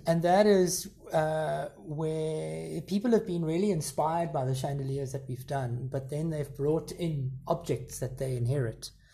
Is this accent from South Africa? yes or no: yes; South Africa; growing up in South Africa